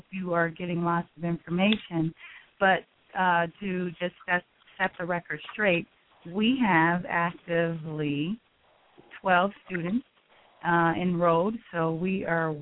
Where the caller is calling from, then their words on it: North Carolina, United States; I am calling from North Carolina